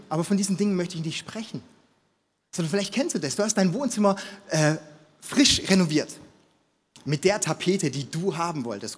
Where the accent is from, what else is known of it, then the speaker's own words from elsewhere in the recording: Stuttgart, Baden-Württemberg, Germany; moved away as an adult; now in Munich, Germany; ich komme aus Stuttgart